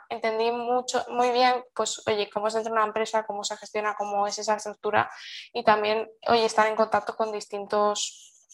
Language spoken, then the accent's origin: Spanish; Seville, Andalusia, Spain; born there; bueno, yo nací en Sevilla, aunque no lo parezca, que soy muy blanquita